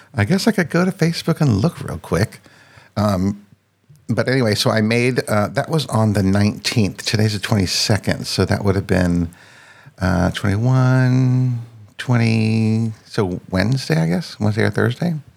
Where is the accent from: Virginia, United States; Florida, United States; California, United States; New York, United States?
Virginia, United States; Northern; also born or lived in France; I grew up in uh, Northern Virginia, which is right outside of Washington, D.C literally like seven miles from DC and spent my entire life in the same place.